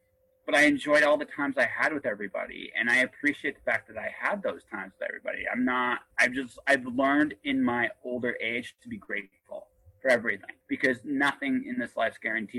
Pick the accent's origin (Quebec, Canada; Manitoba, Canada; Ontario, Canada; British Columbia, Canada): Ontario, Canada; Oshawa; born there; also born or lived in Milton / Windsor / London, Ontario; I moved around a lot when I was a kid. I was born in Oshawa, lived in Milton, moved as a kid to Windsor, went back to Oshawa, then went to Park Hill, Ontario, went to London, Ontario, spent my summers in Detroit, Michigan